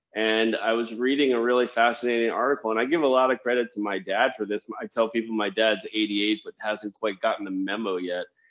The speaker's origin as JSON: {"language": "English", "town": "Washington", "region": "District of Columbia", "country": "United States", "tie": "born or raised there", "also_born_or_lived": "Germany / Japan / New York", "moved": "yes", "said": "I'm actually a native of Washington D.C."}